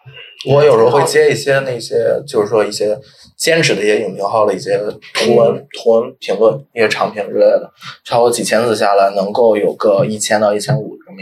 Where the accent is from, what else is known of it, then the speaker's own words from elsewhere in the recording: Tai'an, Shandong, China; also born or lived in Jinan; 我是我就是山东人，